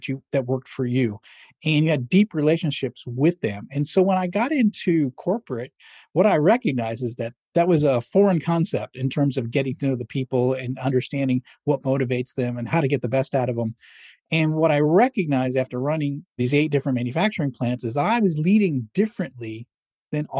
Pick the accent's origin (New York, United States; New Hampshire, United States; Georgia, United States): New Hampshire, United States; Manchester; moved away; I grew up in Manchester, New Hampshire, a small New England city